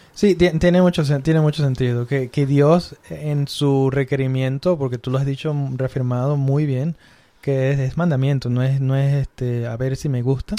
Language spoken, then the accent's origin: Spanish; Mexico; somos groseros los mexicanos